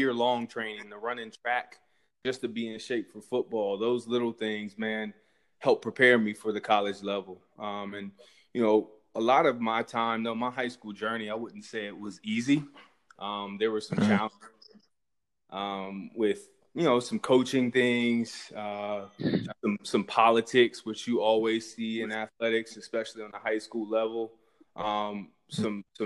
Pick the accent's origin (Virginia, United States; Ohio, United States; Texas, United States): Ohio, United States; Columbus; also born or lived in Germany / Pickerington, Ohio; growing up in Columbus, watching the Buckeyes as a kid